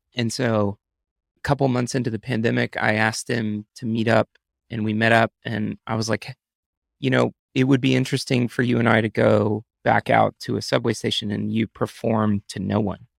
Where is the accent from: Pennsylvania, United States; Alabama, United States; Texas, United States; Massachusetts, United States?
Texas, United States; moved away as an adult; now in New York, United States; I'm from Texas, but I've been in New York the last five years.